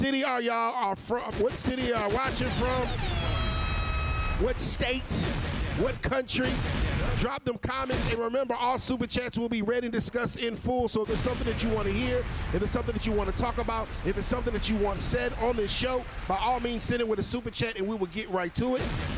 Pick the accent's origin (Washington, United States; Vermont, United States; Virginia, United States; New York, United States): Virginia, United States; I'm from Virginia.